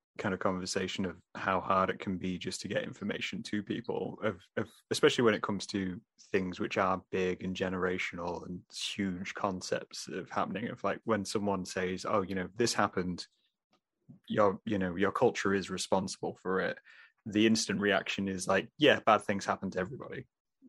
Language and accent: English; England, United Kingdom; so I'm obviously from England. My entire family is from England